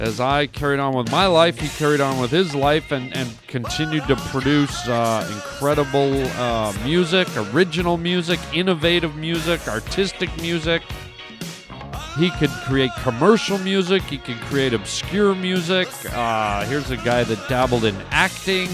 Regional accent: Canada; I grew up in Canada

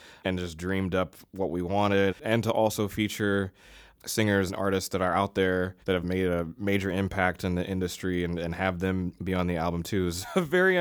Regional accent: Virginia, United States; I'm from Virginia

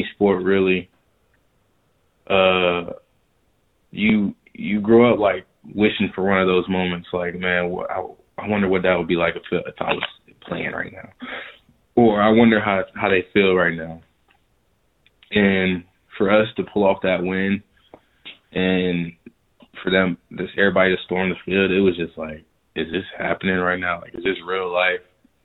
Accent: Riverdale, Georgia, United States; I'm from Riverdale too

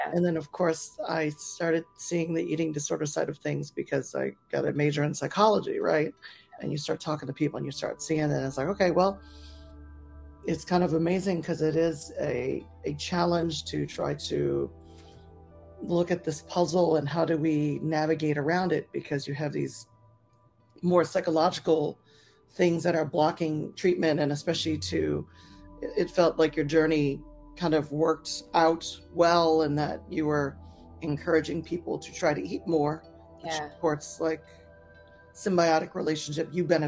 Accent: New Orleans, Louisiana, United States; also born or lived in New York City; now in Seattle, United States; myself, I moved from New Orleans to New York City, and I live in Seattle. And it's like, you can always go home if it sucks.

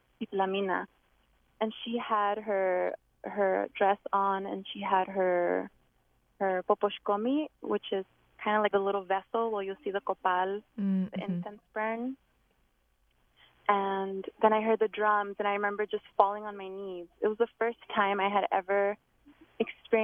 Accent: Los Angeles, California, United States; now in Portland, United States; I was born in LA County in the San Fernando Valley. And that's where a lot of my journey happened before I came to the Pacific Northwest, to Portland area

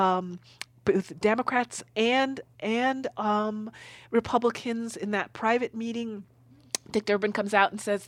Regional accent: Newark, New Jersey, United States; I'm from New Jersey in Newark

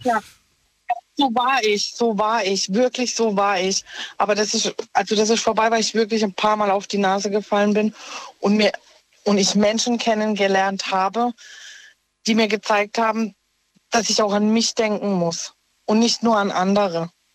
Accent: Offenburg, Baden-Württemberg, Germany; ich komme aus Offenburg

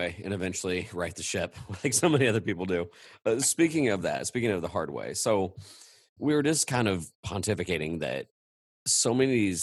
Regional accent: Midwest, United States; I'm a Midwesterner

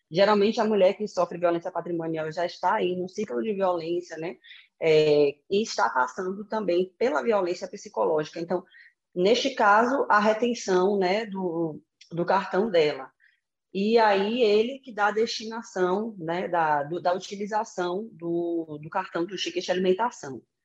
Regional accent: Salvador, Bahia, Brazil; moved away; na minha cidade natal, né, que é Salvador

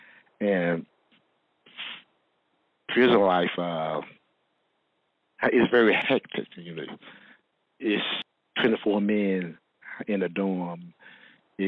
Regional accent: Martin County, North Carolina, United States; I'm from Martin County. It is a small town of North Carolina

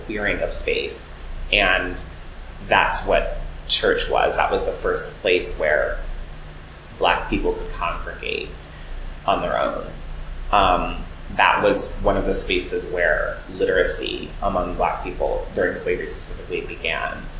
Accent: Cleveland Heights, Ohio, United States; also born or lived in South Jersey, New Jersey; now in New York, United States; Cleveland Heights, Ohio, which is where I grew up.

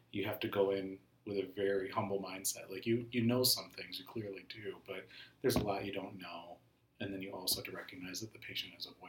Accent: just outside Chicago, Illinois, United States; moved away as an adult; also born or lived in Minneapolis, Minnesota; now in Minnesota, United States; I'm not originally a Minnesotan. I'm an Indian American guy from just outside Chicago, and I moved here about 13 years ago.

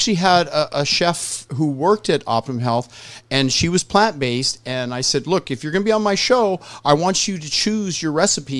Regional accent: Southern California, United States; I'm from Southern California.

